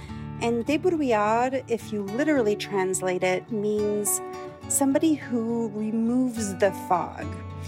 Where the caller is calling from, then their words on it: Ottawa, Ontario, Canada; I'm calling from Ottawa, Canada.